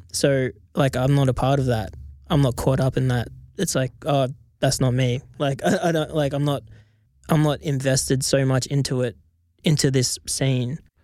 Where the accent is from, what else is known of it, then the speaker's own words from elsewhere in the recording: Australia; I'm just gonna stick to being Australian